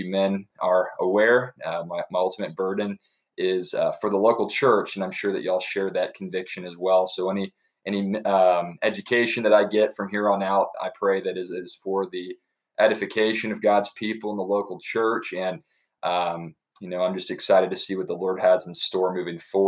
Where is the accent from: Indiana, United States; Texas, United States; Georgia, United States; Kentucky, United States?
Texas, United States; Dallas; also born or lived in Amarillo, Texas; now in Edna, United States; I'm a native Texan. I was born in Amarillo, raised in Dallas, Fort Worth, and have been here literally my entire life